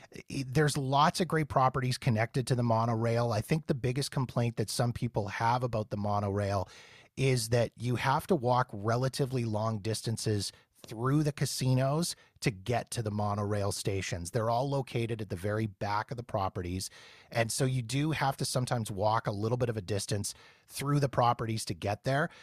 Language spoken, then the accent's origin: English; Canada; I'm from Canada. We don't have In-N-Out Burger up here